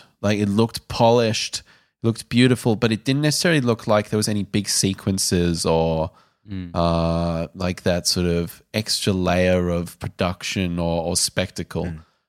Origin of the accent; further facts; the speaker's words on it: South Africa; And I can say that because I'm South African.